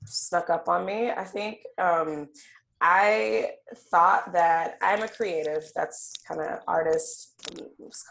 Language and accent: English; Alabama, United States; now in Seattle, United States; I'm Southern girl from Alabama, definitely Southern through and through